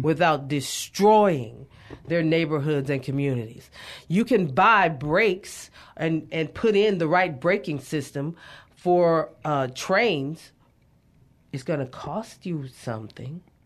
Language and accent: English; Beaumont, Texas, United States; I grew up in Southeast Texas, super awesome place.